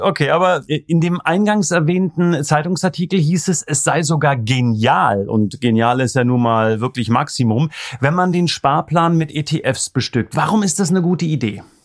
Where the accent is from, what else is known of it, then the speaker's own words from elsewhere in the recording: East Germany, Germany; bin ich im Osten groß geworden